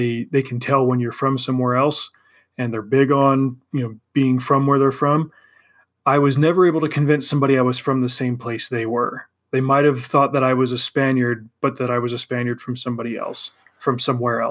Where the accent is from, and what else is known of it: California, United States; also born or lived in Spain